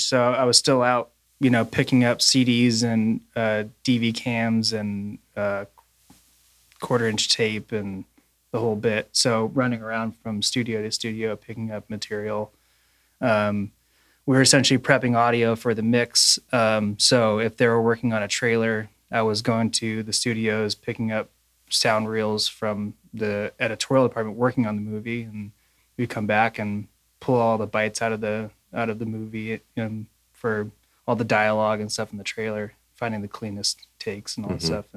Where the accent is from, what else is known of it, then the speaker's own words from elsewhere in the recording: Los Angeles, California, United States; born and raised in Los Angeles